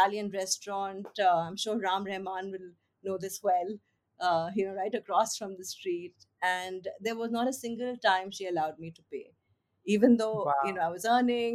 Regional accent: Lucknow, Uttar Pradesh, India; I'm from Lucknow

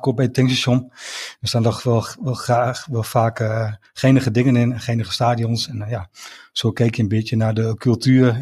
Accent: Enschede, Overijssel, Netherlands; 45 jaar, ik kom ook uit Enschede, getrouwd, drie kinderen.

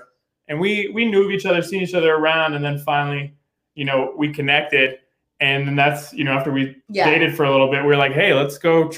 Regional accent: Pennsylvania, United States; I'm actually from Pennsylvania

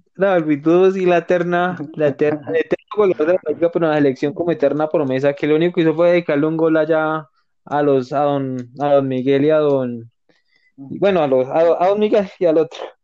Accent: Colombia; como colombianos

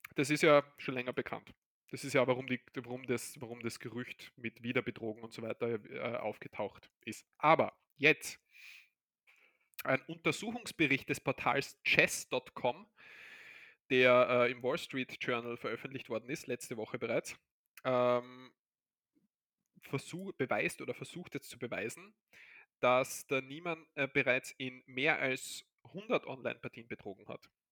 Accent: Austria

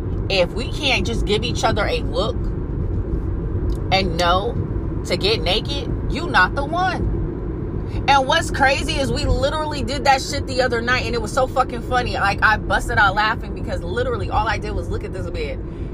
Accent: Fayetteville, North Carolina, United States; He's a New Yorker. I'm from Fayetteville, North Carolina. Military brat. We're definitely different.

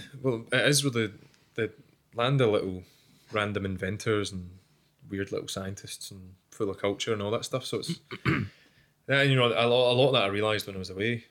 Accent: United Kingdom; We're super British.

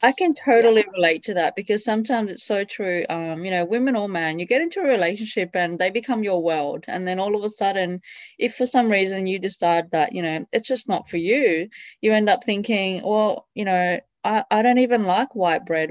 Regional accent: Italy; I grew up in Italy

